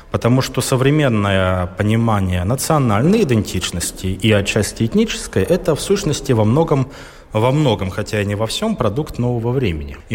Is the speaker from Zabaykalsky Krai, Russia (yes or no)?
yes; Chita, Zabaykalsky Krai, Russia; moved away; also born or lived in Saint Petersburg; я урожденный забайкалец, я родился, вырос в Чите, в Забайкалье.